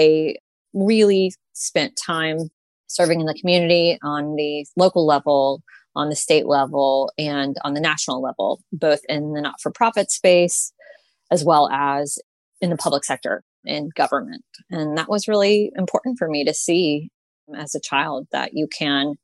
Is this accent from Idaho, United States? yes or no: no; Houston, Texas, United States; I was born and raised in Houston, Texas